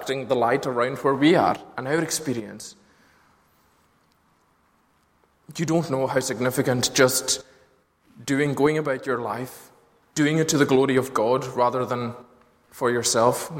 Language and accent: English; Lewis, Scotland, United Kingdom; growing up in Lewis, which wasn't as plagued by streetlights as Glasgow and its suburbs are.